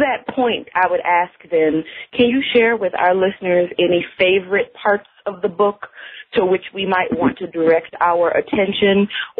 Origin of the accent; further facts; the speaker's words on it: Buffalo, New York, United States; I spent all of my growing up in Buffalo and went to the University of Buffalo.